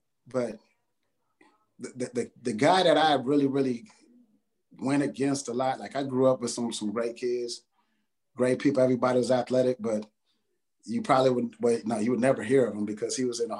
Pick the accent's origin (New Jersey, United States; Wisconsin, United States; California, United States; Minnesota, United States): California, United States; San Jose; moved away as an adult; also born or lived in San Diego; I'm from the Bay Area, San Jose.